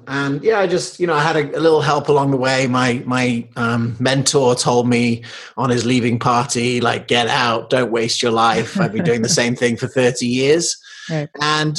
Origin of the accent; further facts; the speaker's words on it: England, United Kingdom; also born or lived in United States / South Africa; it's because I was born in Colorado, but I grew up in England and South Africa.